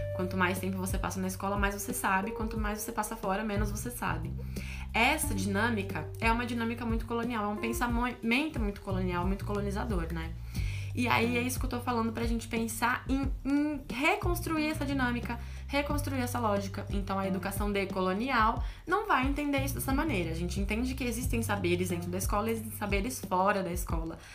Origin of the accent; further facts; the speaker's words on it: Brazil; meu país, o país onde eu nasci